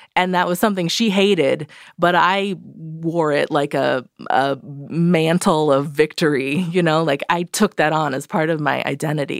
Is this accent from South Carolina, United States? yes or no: no; Redlands, California, United States; I grew up in Redlands, uh, California, Southern California.